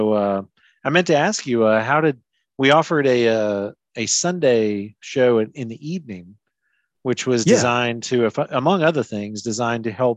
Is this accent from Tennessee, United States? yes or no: yes; Memphis, Tennessee, United States; also born or lived in Kansas City; I'm from Memphis